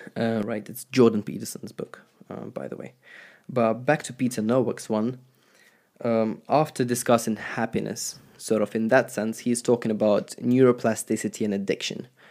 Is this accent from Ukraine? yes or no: yes; Ukraine; I used to be an Orthodox Christian, uh, growing up in Ukraine